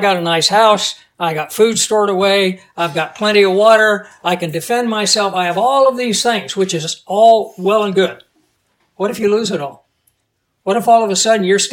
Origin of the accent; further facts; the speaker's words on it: United States; As an American who's proud of my country